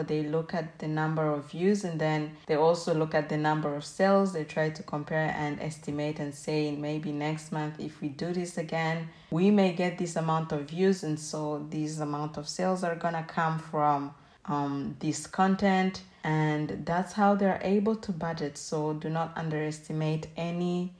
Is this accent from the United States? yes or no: no; Rwanda; moved away as an adult; I may have worked in Rwanda, my home country, as a waitress